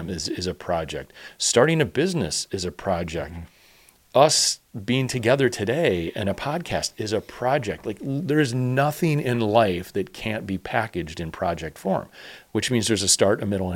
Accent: Chicago, Illinois, United States; growing up in Chicago

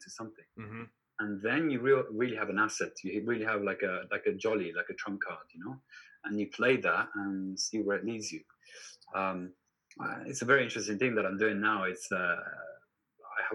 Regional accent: Turin, Piedmont, Italy; in Turin, my hometown

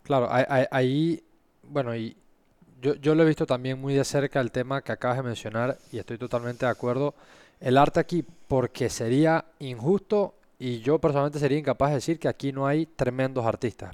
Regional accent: Panama; esa experiencia que vivimos como panameños

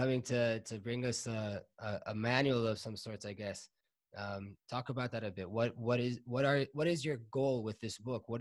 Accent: Miami, Florida, United States; I'm from Miami, Sunny Isles, Collins Avenue

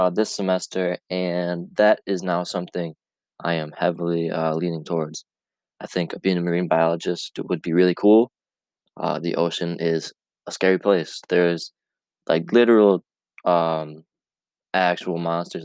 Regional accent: Camden, New York, United States; Where I grew up in Camden, New York. It's 2 hours away from Cayuga. It is near Rome, New York, north of Syracuse, upstate, and grew up in a rural town

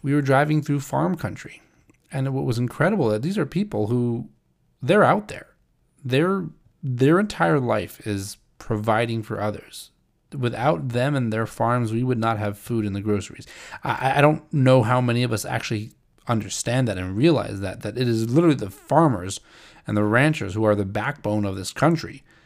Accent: St. Louis, Missouri, United States; moved away; I grew up in St. Louis

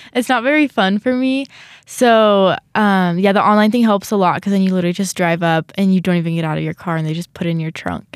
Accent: California, United States; now in Rexburg, United States; I'm from California

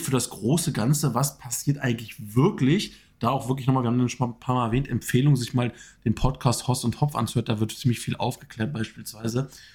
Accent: Germany; als Deutscher

